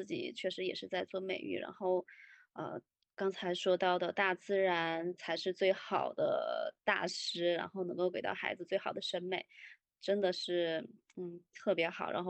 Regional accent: Fujian, China; 不不不不，我我小时候是在山里面，我们在我们那边是属于武夷山那边儿。

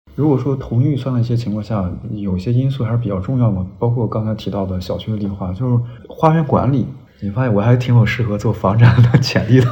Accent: northern China, China; now in Guangdong, China; 我们老家儿北方呢

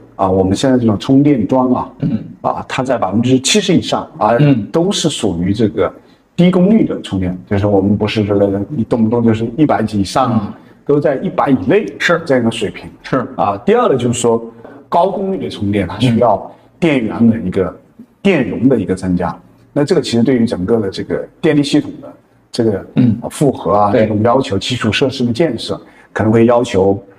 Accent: Hunan, China; 我们是哦。湖南， 湖南人

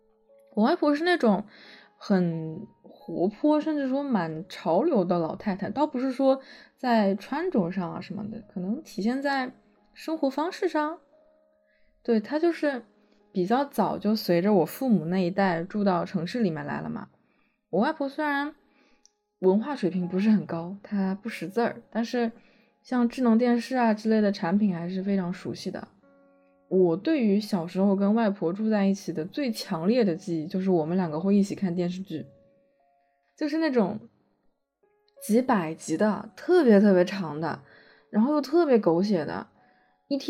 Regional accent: Shanghai, China; 我是一个上海人，并且是从来没有离开过的上海人

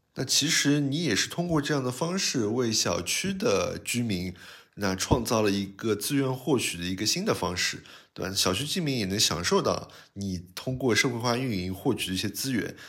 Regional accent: Shanghai lilong, China; 不像我们原来里弄里小时候在那边玩的时候，基本上呃家里的旁边几户人家都是非常相熟的，那甚至就是互相串门啊。我小的时候在外婆家

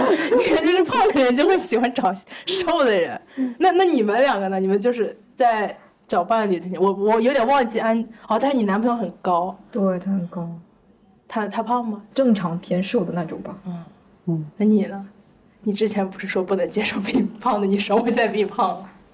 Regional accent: northern China, China; 我是一个北方人

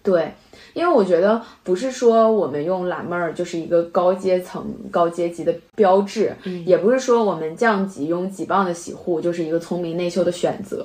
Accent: China; 我们中国人就喜欢买

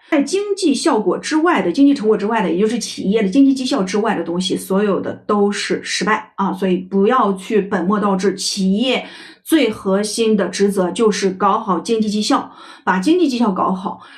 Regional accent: China; 我们中国人喜欢搞一些家族文化

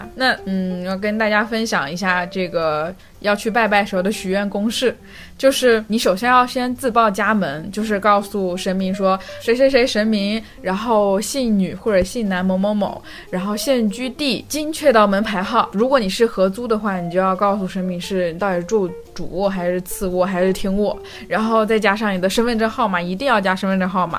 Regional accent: Fujian, China; 我就是福建人嘛。

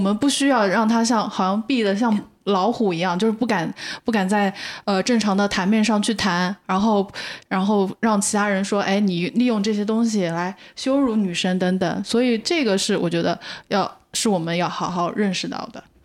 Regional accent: China; 我们中国人

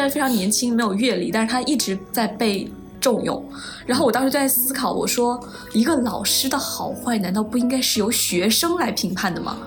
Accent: Henan, China; 我是河南的考生

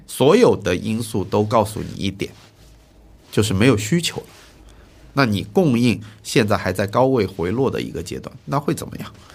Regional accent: Wenzhou, Zhejiang, China; 我是浙江温州人。嗯。我老家是个原来可以说是炒房之都一样的一个概念的

